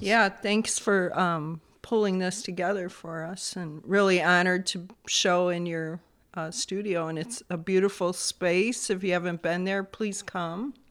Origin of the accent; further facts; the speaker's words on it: Bolingbrook, Illinois, United States; also born or lived in Chicago; Technically born in Chicago on the south side, and was raised in Bolingbrook